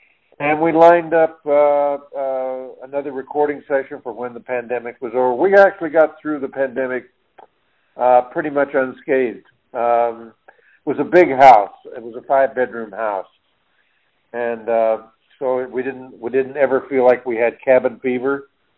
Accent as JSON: {"language": "English", "town": "Emporia", "region": "Kansas", "country": "United States", "tie": "born or raised there", "moved": "yes", "said": "I was born and raised in Emporia, Kansas, which as of September 1st, Janice and I have moved back here. But I was born and raised in Emporia, Kansas"}